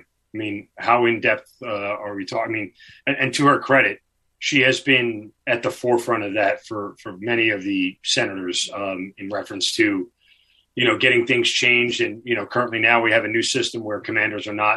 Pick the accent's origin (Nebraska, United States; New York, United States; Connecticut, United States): New York, United States; I'm from New York